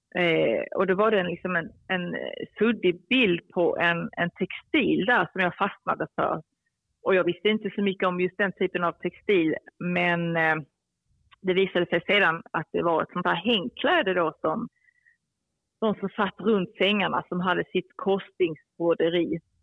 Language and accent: Swedish; Skåne, Sweden; moved away; also born or lived in Cairo, Egypt; är jag uppväxt i, eh, i Skåne